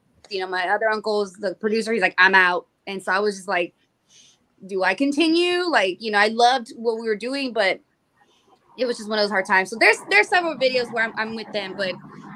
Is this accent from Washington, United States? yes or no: no; San Antonio, Texas, United States; also born or lived in Corpus Christi, Texas; I'm from San Antonio, Texas